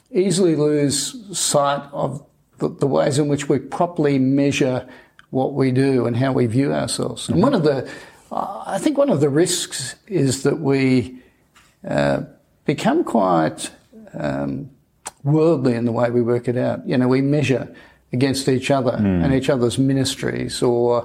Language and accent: English; Australia; I'm Australian.